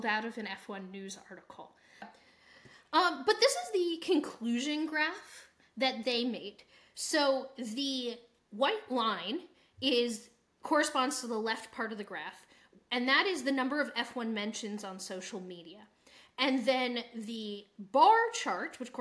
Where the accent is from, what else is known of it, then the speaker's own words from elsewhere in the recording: United States; we're from the United States and that's our viewpoint